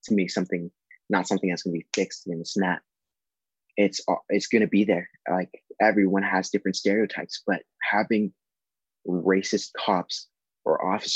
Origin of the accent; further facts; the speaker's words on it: Los Angeles, California, United States; I'm a musician from Los Angeles, California